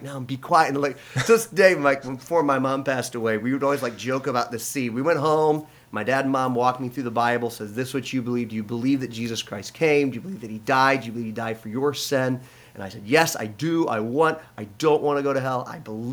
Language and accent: English; Lansing, Michigan, United States; we grew up here in Lansing